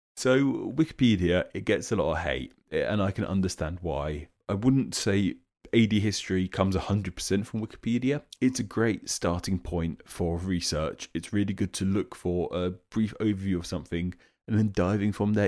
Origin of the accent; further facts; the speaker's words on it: United Kingdom; as a Brit myself